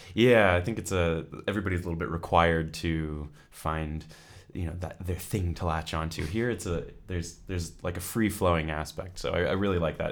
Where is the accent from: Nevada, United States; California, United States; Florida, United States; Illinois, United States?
California, United States; moved away as an adult; now in Edinburgh, United Kingdom; I'm originally from California